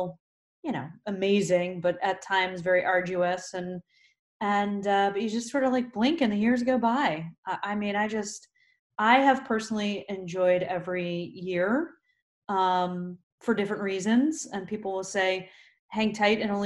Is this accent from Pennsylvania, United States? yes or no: yes; Kutztown, Pennsylvania, United States; I grew up in Kutztown